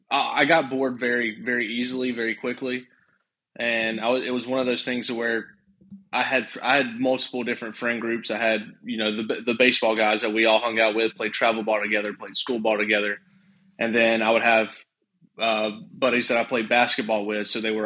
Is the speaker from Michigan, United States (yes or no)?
no; Cordele, Georgia, United States; I guess it's South Georgia. It's about 2 hours south of Atlanta, so not a whole lot.